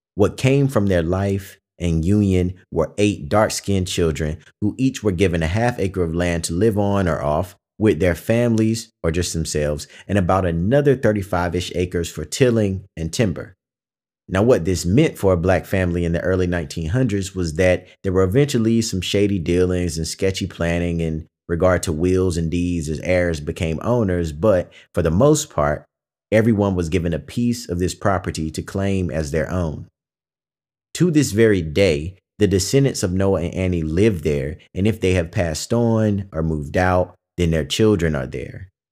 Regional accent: Pantego, North Carolina, United States; I am from Pantego, North Carolina

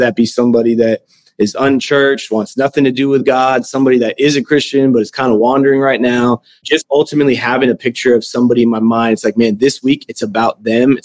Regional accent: Denver, Colorado, United States; moved away as an adult; now in Tulsa, United States; I was born and raised in Denver, Colorado

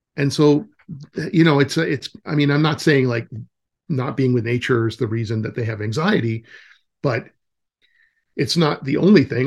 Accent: California, United States; moved away; I'm from California, so, originally

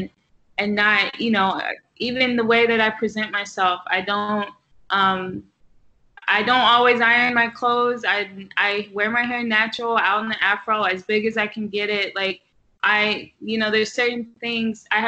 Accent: the South, United States; also born or lived in Texas; now in New York, United States; I'm from the South

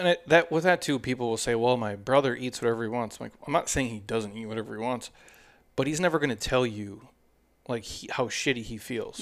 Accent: Midwest, United States; I grew up in the Midwest

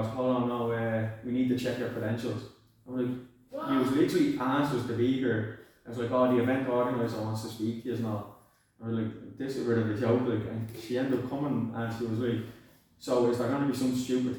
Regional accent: Dublin, Leinster, Ireland; I'm actually from Blanchardstown, I'm from Cromwell.

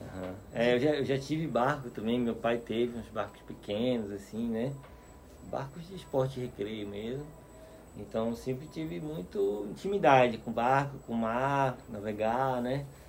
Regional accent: Aracaju, Sergipe, Brazil; moved away as an adult; also born or lived in Fernando de Noronha; now in Piracanga, Brazil; eu nasci na beira do mar mesmo, me criei, né? Até, na verdade, Desde que eu saí de Aracaju com 23 anos

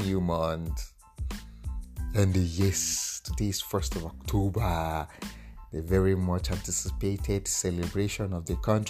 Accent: Nigeria; I'm an Nigerian

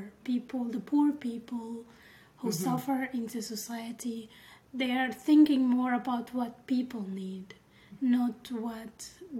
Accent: Egypt; moved away as an adult; now in Germany; I'm coming from Egypt

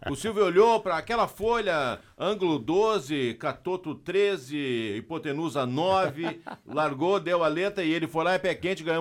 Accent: Bagé, Rio Grande do Sul, Brazil; now in Santa Cruz do Sul, Brazil; eu vim de Bagé para Santa Cruz para trabalhar no SESI

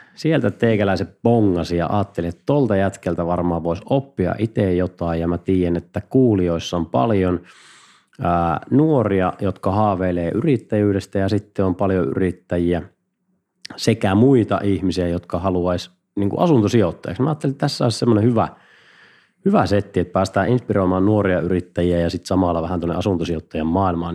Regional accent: Mikkeli, South Savo, Finland; kun mä oon Mikkelistä

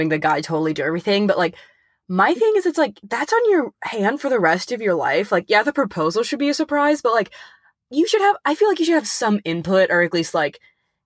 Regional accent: Ventura, California, United States; also born or lived in Alaska; I'm from Southern California, which is where we ended up moving to. And I grew up in Ventura

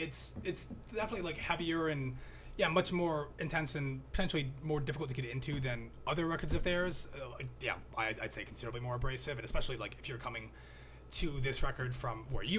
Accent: the South, United States; grew up in the South, and there are a lot of the songs on here are really just harrowing tales from growing up in the South.

